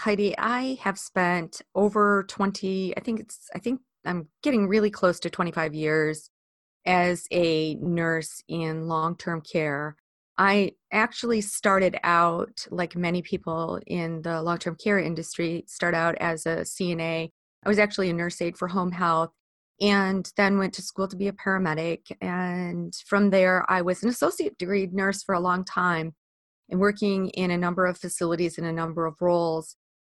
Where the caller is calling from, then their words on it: Ely, Minnesota, United States; also born or lived in Chicago, United States; I am thrilled to be joining you today from Ely, Minnesota. That is where I live. I moved here from Chicago a few years ago.